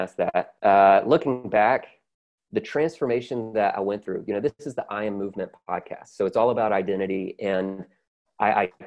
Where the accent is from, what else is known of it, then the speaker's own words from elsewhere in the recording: the South, United States; I'm from the South, so I'm very grateful for my, you know, conservative upbringing